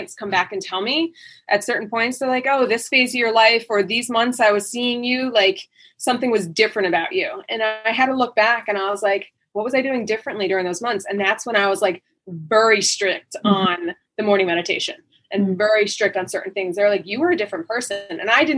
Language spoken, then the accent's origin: English; New Jersey, United States; moved away; I'm from the East Coast and I'm from New Jersey